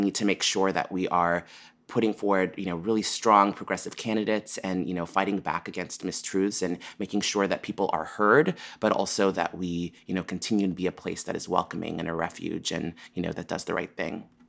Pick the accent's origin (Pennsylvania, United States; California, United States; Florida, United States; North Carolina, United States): California, United States; San Francisco; I grew up here in San Francisco